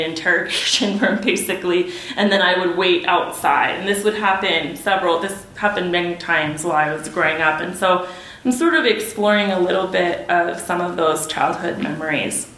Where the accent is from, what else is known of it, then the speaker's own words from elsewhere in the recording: El Paso, Texas, United States; also born or lived in Ciudad Juárez, Mexico; growing up in El Paso Juarez